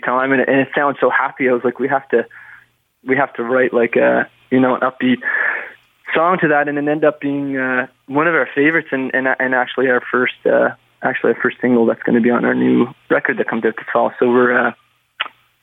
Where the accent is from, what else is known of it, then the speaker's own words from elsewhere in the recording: Prince Edward Island, Canada; you're from Prince Edward Island